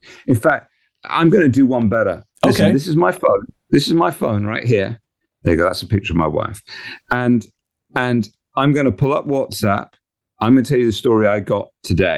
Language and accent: English; England, United Kingdom; we're English